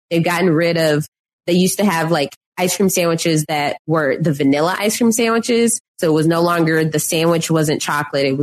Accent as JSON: {"language": "English", "region": "Texas", "country": "United States", "said": "as a Texan, just constantly, um, having Bluebell like as the ice cream of choice, even just driving from Houston to Austin"}